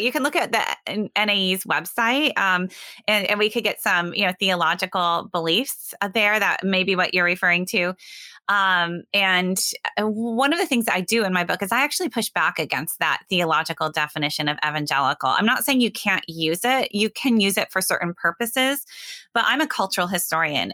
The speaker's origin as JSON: {"language": "English", "town": "Sioux Center", "region": "Iowa", "country": "United States", "tie": "born or raised there", "moved": "yes", "lives_now": "West Michigan, United States", "said": "I grew up in Northwest Iowa in a small town, Sioux Center."}